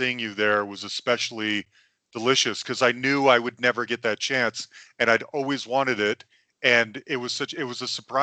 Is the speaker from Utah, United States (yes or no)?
yes; Salt Lake City, Utah, United States; I am from Salt Lake City. And I'm Mormon